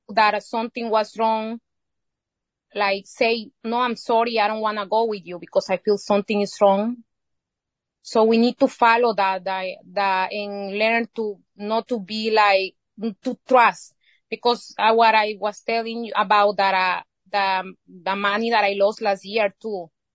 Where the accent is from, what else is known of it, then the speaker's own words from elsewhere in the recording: Izalco, Sonsonate, El Salvador; first language Spanish; English is a second language; moved away as an adult; now in United States; I was born here, but I, I grew up in El Salvador.